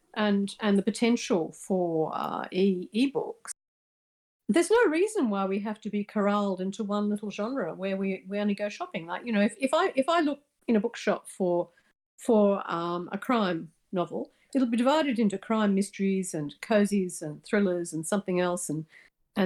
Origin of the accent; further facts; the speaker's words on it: Australia; I'm Australian